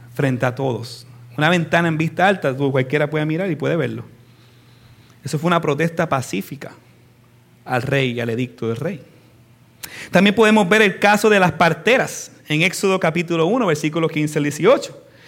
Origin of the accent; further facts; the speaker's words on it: United States; en nuestro caso, como norteamericanos